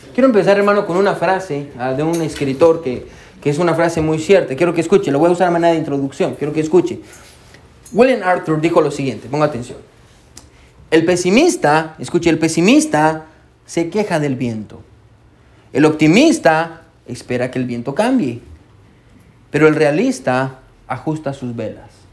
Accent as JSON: {"language": "Spanish", "country": "Guatemala", "moved": "yes", "lives_now": "United States", "said": "yo soy de Guatemala"}